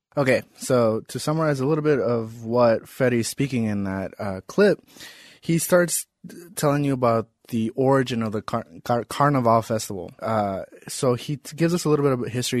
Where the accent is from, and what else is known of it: United States; born or raised there